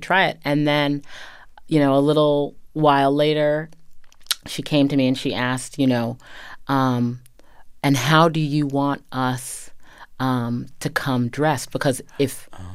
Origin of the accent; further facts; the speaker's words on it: Medfield, Massachusetts, United States; I grew up in a very traditional um, New England town.